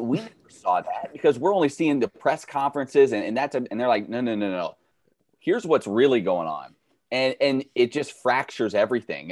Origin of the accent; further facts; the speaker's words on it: Kansas City, Missouri, United States; I grew up in Kansas City, huge Royals Chiefs fan.